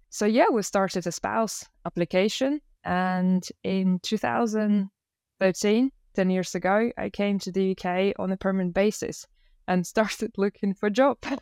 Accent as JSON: {"language": "English", "region": "Moscow", "country": "Russia", "tie": "born or raised there", "also_born_or_lived": "Leeds, United Kingdom", "first_language": "Russian", "second_language": "English", "moved": "as an adult", "lives_now": "United Kingdom", "said": "I'm originally from Russia. I was born and raised in Moscow"}